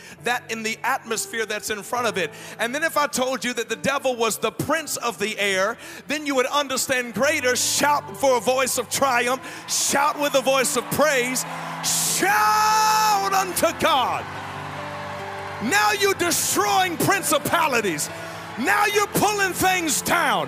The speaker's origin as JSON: {"language": "English", "town": "Nashville", "region": "Tennessee", "country": "United States", "also_born_or_lived": "Atlanta, Georgia / Decatur, Georgia", "said": "I'm from Nashville, Tennessee"}